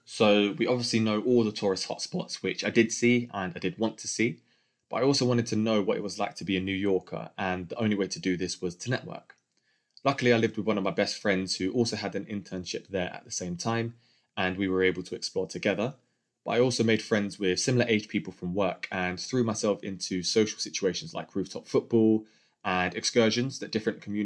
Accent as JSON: {"language": "English", "region": "London", "country": "United Kingdom", "tie": "born or raised there", "said": "born and raised in London with a white English mum and a black Grenadian dad"}